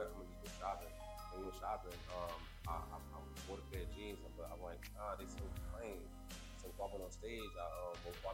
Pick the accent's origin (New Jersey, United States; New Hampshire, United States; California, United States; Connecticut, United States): New Jersey, United States; I'm from Jersey, so you know, it's always a Jersey homies, always.